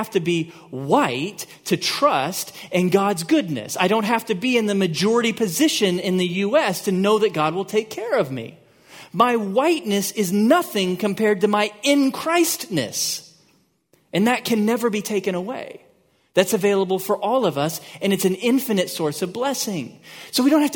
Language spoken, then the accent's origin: English; Texas, United States; I'm a U.S. citizen. Maybe more important, I'm a Texan